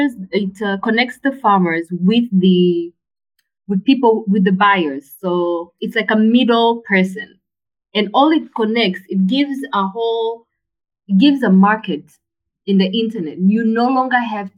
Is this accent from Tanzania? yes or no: yes; Tanzania; growing up in Tanzania, your parent would send you with money and your card to go buy electricity